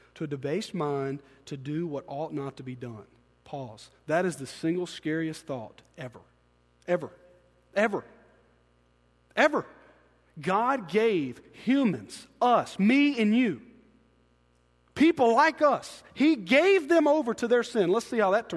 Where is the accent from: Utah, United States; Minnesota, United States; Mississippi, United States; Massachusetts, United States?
Mississippi, United States; Byram; we grew up in Byram